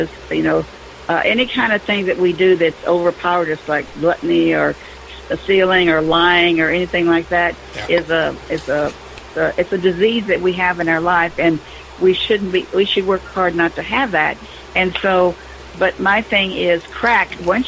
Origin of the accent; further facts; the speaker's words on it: the South, United States; I'm a Southerner and I'm supposed to not like your kind